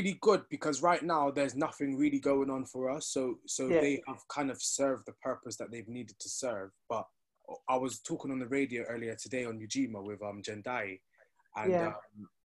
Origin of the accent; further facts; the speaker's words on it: Bristol, South West England, United Kingdom; 22-year-old black Jamaican male, born and bred in Bristol